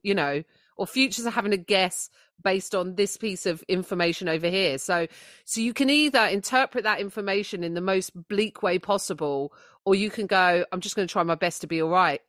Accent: United Kingdom; as British people

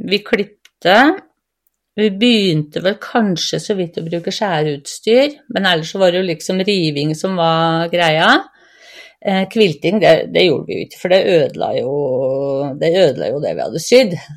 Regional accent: Gausdal, Innlandet, Norway; moved away; also born or lived in Vestfold; 57 eh, år. Jeg er født og oppvokst i Gausdal, men har bodd 15 eh, år i Vestfold.

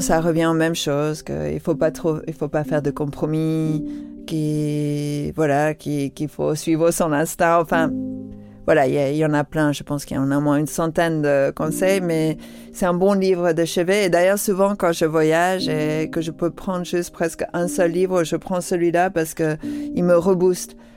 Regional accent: London, United Kingdom; moved away; j'ai grandi à Londres, c'était quoi, les années 70

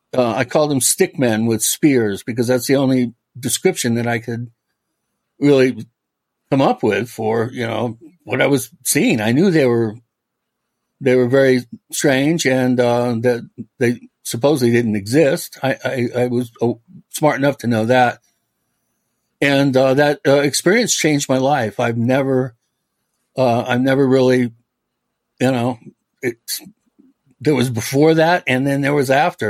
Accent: Medina, Washington, United States; also born or lived in California; I was born in, in California. I'm a fifth generation Californian. However, uh, six months old, I my parents moved to Washington uh, State. I grew up in Medina, which is uh, the on the lake in Bellevue.

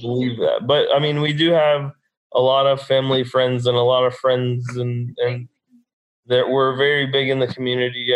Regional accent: Dallas, Texas, United States; I'm born and raised in Dallas, Texas

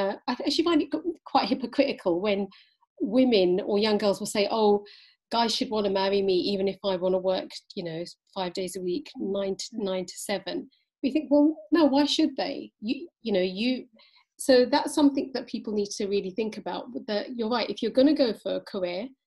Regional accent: Pakistan; when we look at Pakistan and Pakistani culture, when it comes to our practices, we have been heavily influenced by Hindu culture

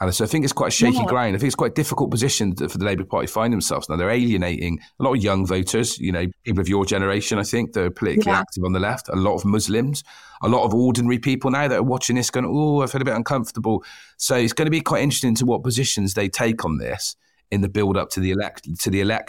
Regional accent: United Kingdom; I'm white, I'm British

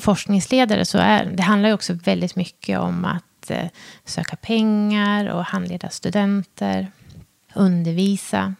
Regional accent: Hudiksvall, Gävleborg County, Sweden; Jag är ju född och uppvuxen i Hudiksvall

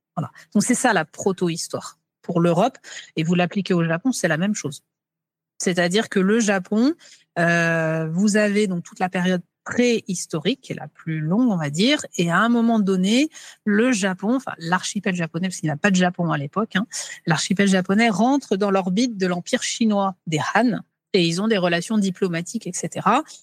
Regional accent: France; chez nous, en France, qu'on appelle les Gaulois aussi

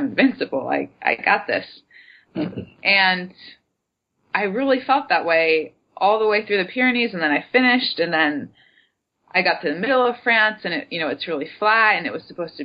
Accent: United States; I'm an American

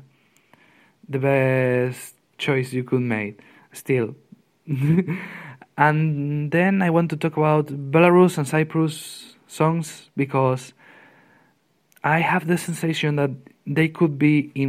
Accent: Spain; from Spain

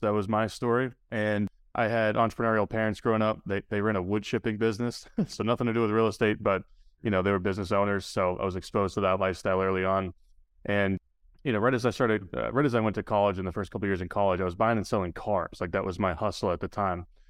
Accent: New Hampshire, United States; my hometown because I grew up in New Hampshire as well

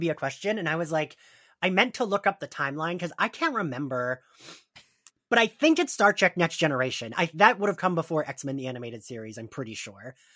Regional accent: New Jersey, United States; I'm from Jersey, we are at the Jersey Shore

